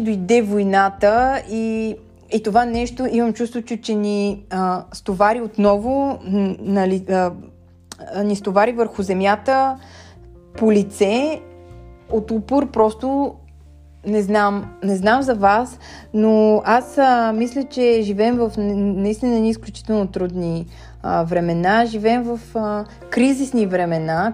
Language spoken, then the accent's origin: Bulgarian; Bulgaria; ние като българи